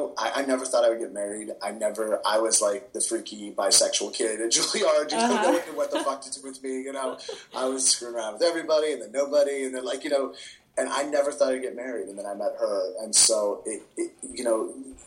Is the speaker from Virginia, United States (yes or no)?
no; Bay Area, California, United States; moved away as an adult; now in New York, United States; I grew up in the Bay Area theater community